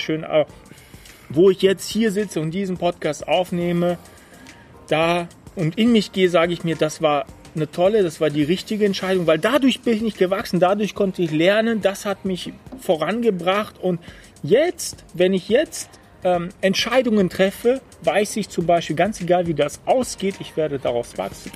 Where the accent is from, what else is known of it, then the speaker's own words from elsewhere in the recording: Germany; bei uns in Deutschland